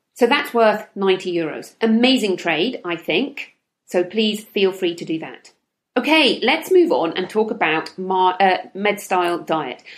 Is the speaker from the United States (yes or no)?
no; United Kingdom; I'm from the United Kingdom, where everybody drinks tea